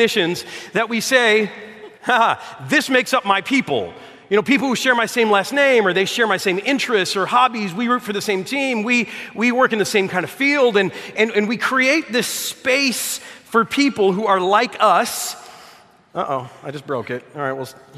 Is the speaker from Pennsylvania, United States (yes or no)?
no; Detroit, Michigan, United States; I'm from Detroit